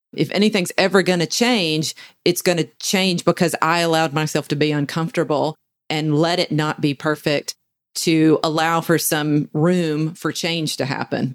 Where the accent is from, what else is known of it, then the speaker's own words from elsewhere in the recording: the South, United States; We in the South uh, are almost bred to be passive aggressive